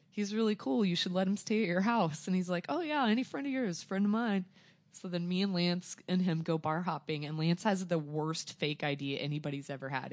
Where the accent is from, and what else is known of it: Joplin, Missouri, United States; born or raised there; also born or lived in Arkansas